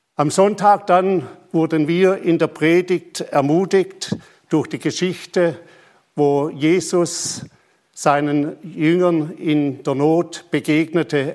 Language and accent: German; Germany; also born or lived in Papua New Guinea; bei uns in Deutschland